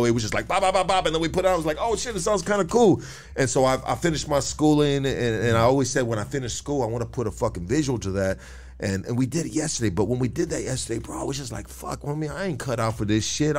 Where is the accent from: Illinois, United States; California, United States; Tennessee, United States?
California, United States; Los Angeles; also born or lived in San Gabriel Valley; I grew up in Northeast L.A., bro, and I grew up in the SGV, dog.